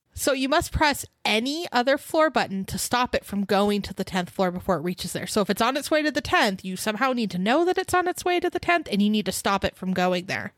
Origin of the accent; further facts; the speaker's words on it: California, United States; we're from California